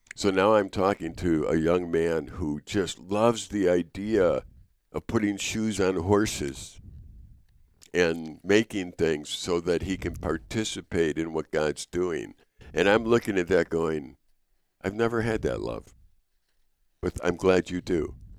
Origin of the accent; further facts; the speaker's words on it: Chicago, Illinois, United States; I'm from Chicago